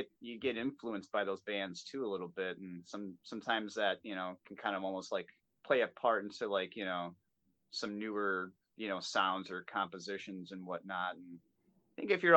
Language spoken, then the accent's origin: English; Milwaukee, Wisconsin, United States; We're based out of here in my hometown in Milwaukee, Wisconsin.